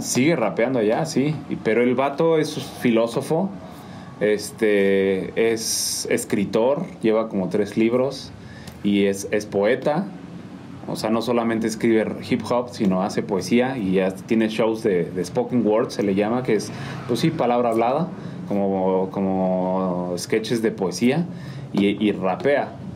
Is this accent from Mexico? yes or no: yes; Mexico City, Mexico; moved away as an adult; also born or lived in Durango; now in San Juan del Río, Mexico; yo nací en DF